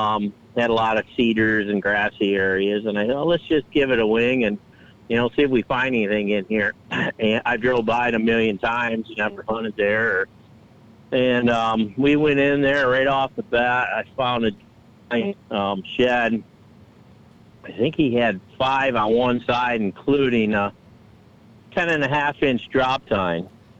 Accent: Michigan, United States; now in Iowa, United States; from Iowa. Originally come from Michigan 12 years ago, and decided to take up Iowa as my home residence and love it here ever since I came out.

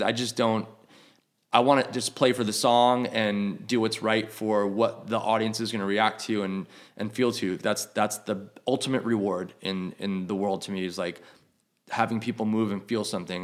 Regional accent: New York, United States; moved away as an adult; I grew up in New York

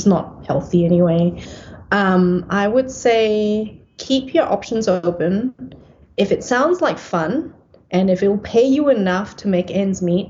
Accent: Singapore; also born or lived in Perth, Australia; now in Melbourne, Australia; growing up in Singapore

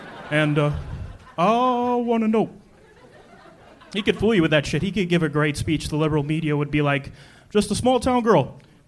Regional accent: South Dakota, United States; now in Los Angeles, United States; I'm from South Dakota. I'm 47% black.

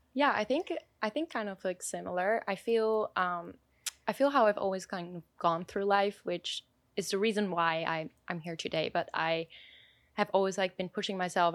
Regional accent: Switzerland; I was born in Switzerland

